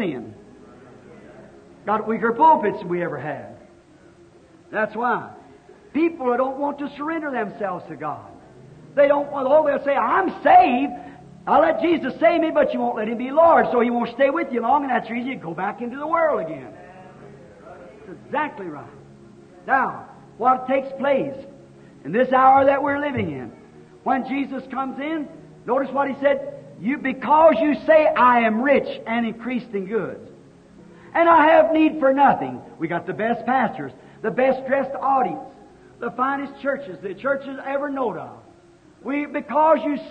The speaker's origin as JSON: {"language": "English", "region": "Kentucky", "country": "United States", "tie": "born or raised there", "said": "I was raised in Kentucky, and we lived in a little old log cabin."}